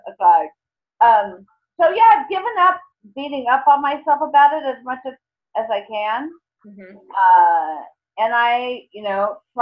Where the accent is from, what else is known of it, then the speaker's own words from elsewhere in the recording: New York City, New York, United States; I'm from New York City